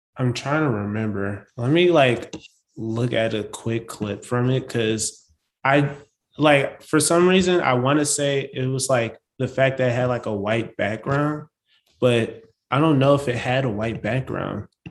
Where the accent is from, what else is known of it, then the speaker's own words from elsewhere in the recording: St. Paul, Minnesota, United States; also born or lived in New Orleans; So St. Paul is where I was born and raised.